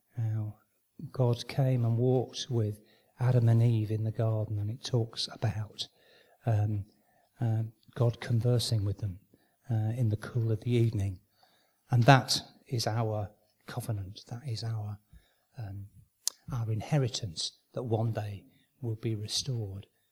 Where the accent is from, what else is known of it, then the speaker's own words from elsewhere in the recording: Manchester, North West England, United Kingdom; I was born and brought up in Manchester